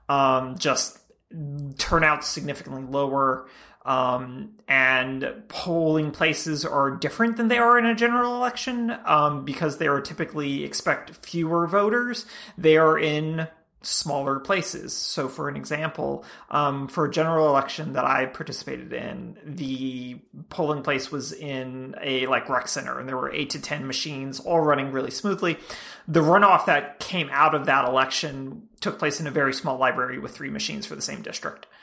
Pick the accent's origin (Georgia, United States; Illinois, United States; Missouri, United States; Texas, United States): Georgia, United States; I'm from Georgia